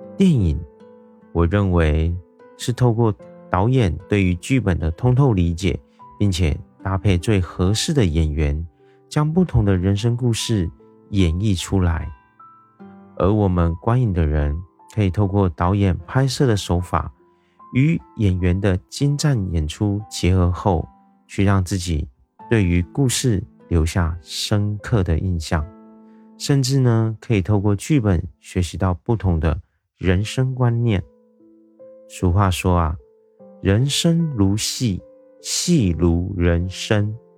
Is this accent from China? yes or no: no; Taiwan; 我是一位来自台湾的一位小哥哥